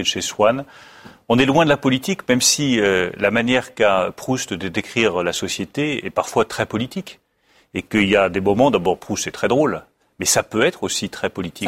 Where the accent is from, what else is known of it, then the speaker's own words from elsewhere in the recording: France; en France, le premier lien entre les Français, c'est notre langue